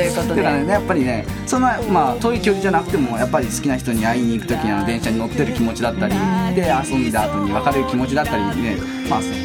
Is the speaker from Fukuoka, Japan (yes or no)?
yes; Fukuoka, Japan; now in Tokyo, Japan; 地元が福岡なんですけどいつも正月とか東京から福岡に帰る